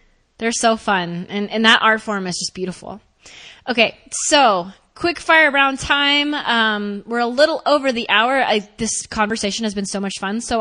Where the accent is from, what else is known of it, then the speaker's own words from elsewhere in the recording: Texas, United States; I'm from Texas